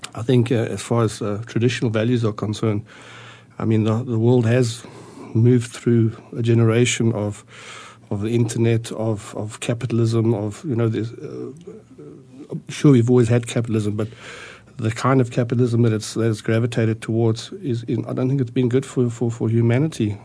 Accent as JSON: {"language": "English", "country": "South Africa", "tie": "born or raised there", "also_born_or_lived": "Austria", "moved": "as an adult", "lives_now": "Arizona, United States", "said": "I was born in Austria in 1957. Uh, my parents immigrated to South Africa in 1961"}